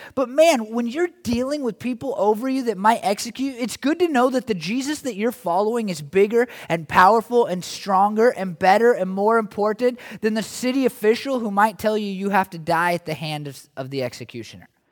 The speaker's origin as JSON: {"language": "English", "country": "United States", "said": "as American Christians"}